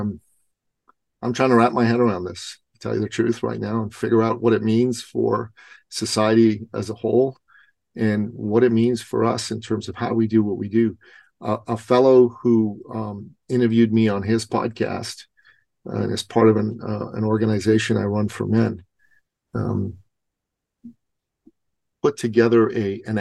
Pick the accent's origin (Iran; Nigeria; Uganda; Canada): Iran; moved away; I'm Persian. I'm originally from Iran